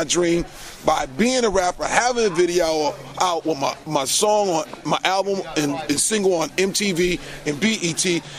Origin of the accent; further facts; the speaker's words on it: Detroit, Michigan, United States; I'm from Detroit, so there is no rap scene.